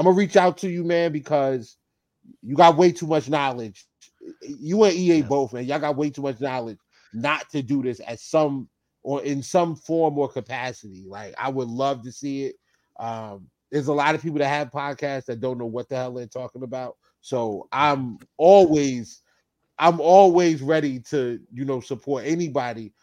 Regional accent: East Orange, New Jersey, United States; I was born in North and raised in East Orange

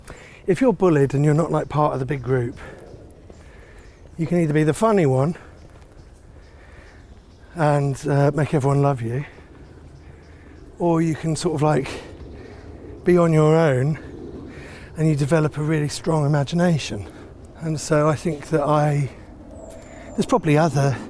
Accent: St Albans, East of England, United Kingdom; moved away as an adult; also born or lived in Finsbury Park, London; now in London, United Kingdom; I grew up in Finsbury Park, and we grew up until about 7 or 8, and then we moved to St Albans

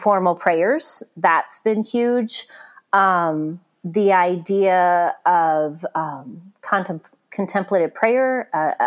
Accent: Missouri, United States; moved away as an adult; now in Michigan, United States; a trip home to Missouri

